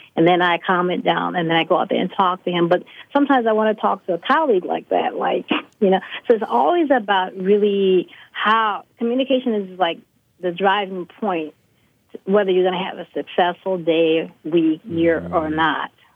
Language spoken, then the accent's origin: English; Chicago, Illinois, United States; as someone growing up in Chicago